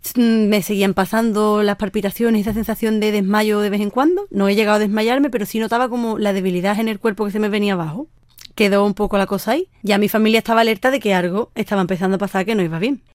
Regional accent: Sanlúcar de Barrameda, Andalusia, Spain; nací en Sanlúcar de Barrameda, Cádiz

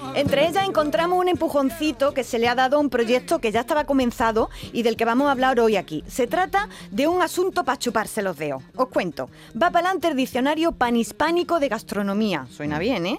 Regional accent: Andalusia, Spain

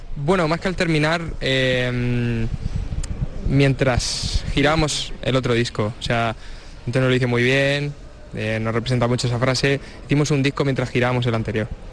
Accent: Cartagena, Region of Murcia, Spain; somos chavales de Cartagena, y, tampoco que hubiéramos salido mucho de ahí

